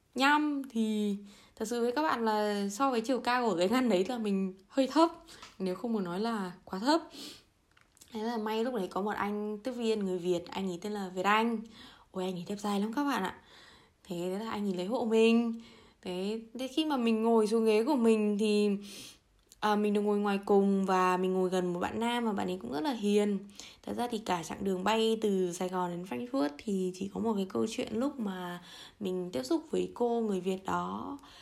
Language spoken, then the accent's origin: Vietnamese; Vietnam; moved away as an adult; now in Germany; từ bé đến lớn thì chủ yếu là mình đi tàu mình đi ô tô mình đi du lịch trong việt nam thôi chứ mình cũng chưa bao giờ ra khỏi lãnh thổ việt nam bao giờ cả